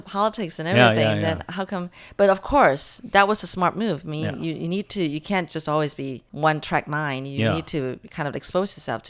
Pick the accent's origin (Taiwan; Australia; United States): Taiwan; Taiwan, my home country